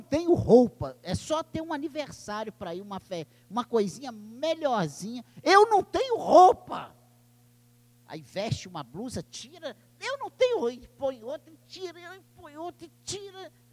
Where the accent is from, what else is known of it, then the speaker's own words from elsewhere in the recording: Barbacena, Minas Gerais, Brazil; Quando eu era criança, lá em Barbacena